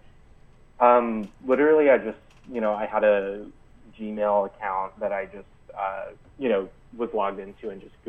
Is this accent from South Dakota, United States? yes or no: no; Dallas, Texas, United States; moved away as an adult; also born or lived in Virginia; I grew up in Texas in Dallas, so I didn't really get to the beach a lot when I was a kid.